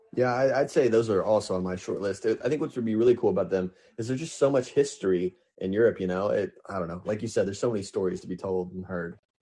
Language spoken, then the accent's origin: English; Lebanon, Missouri, United States; it was a great place to grow up, and I'm truly proud to be from Lebanon, Missouri